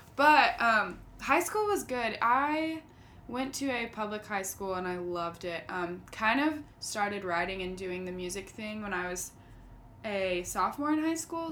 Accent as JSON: {"language": "English", "town": "St. Simons Island", "region": "Georgia", "country": "United States", "tie": "born or raised there", "said": "I grew up in St. Simon's Island, Georgia."}